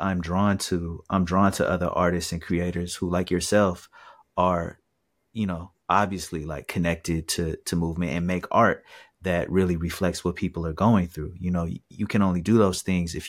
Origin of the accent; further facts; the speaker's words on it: Seattle, Washington, United States; where I grew up in Seattle